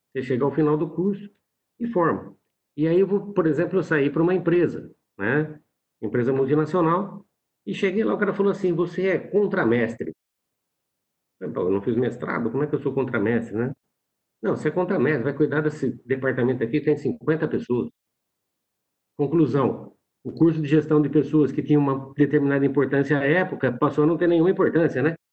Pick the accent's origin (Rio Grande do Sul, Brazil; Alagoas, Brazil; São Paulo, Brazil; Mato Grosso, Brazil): São Paulo, Brazil; São Carlos; É, eu sou é, de São Paulo, do interior de São Paulo, né, de São Carlos.